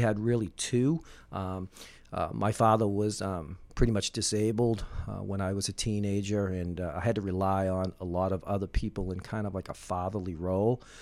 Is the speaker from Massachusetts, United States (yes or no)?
yes; Winthrop, Massachusetts, United States; I grew up in Winthrop